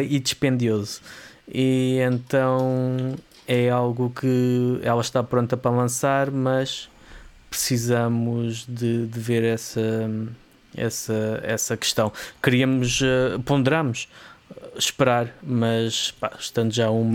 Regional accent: Vila Franca de Xira, Lisbon, Portugal; da zona de onde eu sou oriundo. Um, mais concretamente de Loucos

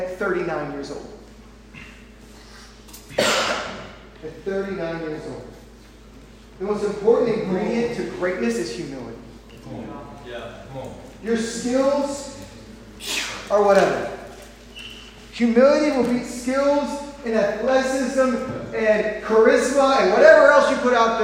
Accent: St. Louis, Missouri, United States; I grew up in St. Louis

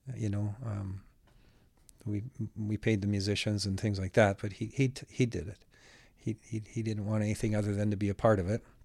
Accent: Alberta, Canada; also born or lived in Winnipeg, Manitoba; I was born in Winnipeg, but I came to Alberta when I was about a year old.

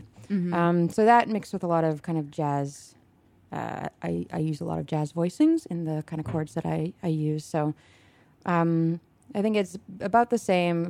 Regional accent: Toronto, Ontario, Canada; now in United States; I'm from Toronto.

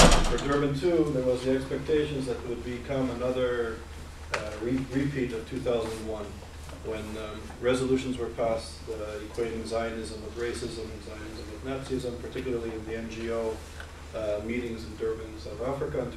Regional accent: Canada; as a Canadian, as a Jew

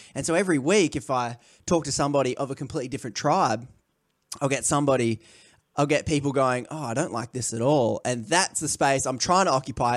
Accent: Australia; I'm from Australia

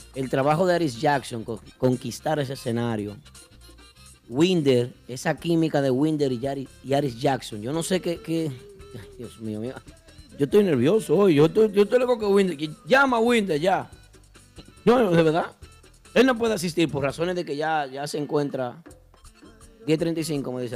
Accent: Dominican Republic; nosotros como dominicanos

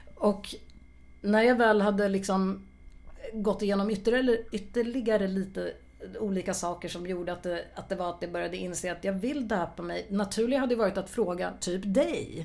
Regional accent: Örebro, Örebro County, Sweden; jag är ju född och uppvuxen i Örebro

